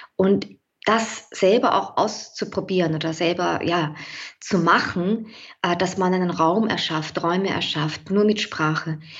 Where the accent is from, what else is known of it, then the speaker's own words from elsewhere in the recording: St. Pölten, Lower Austria, Austria; now in Vienna, Austria; 1980 geboren in St. Pölten, das ist in Niederösterreich äh, relativ nah bei Wien, aber schon recht lange in Wien lebend